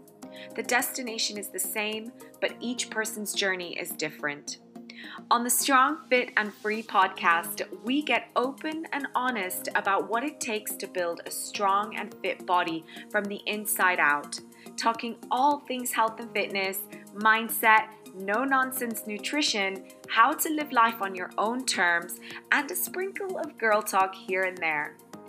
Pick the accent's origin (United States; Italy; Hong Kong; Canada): Italy; Cantù, Lombardy; born there; English is a second language; So I'm Italian and I was born in a small little town called Cantù in the province of Como, which is in Lombardy in Italy. So the northern side of Italy.